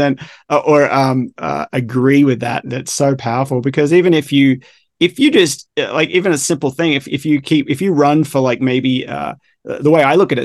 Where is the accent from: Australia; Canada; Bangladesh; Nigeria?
Australia; I'm a big surfer, obviously, growing up in Australia